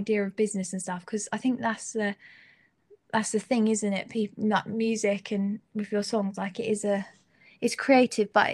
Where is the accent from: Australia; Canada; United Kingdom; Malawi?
United Kingdom; Suffolk, East of England; I'm from Suffolk